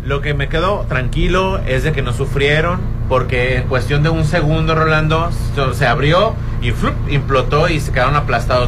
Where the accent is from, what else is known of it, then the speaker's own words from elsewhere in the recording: Mexico; somos mexicanos